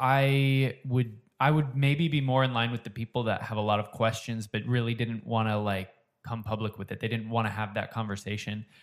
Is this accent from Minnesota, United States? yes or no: yes; Minnesota, United States; I grew up in Minnesota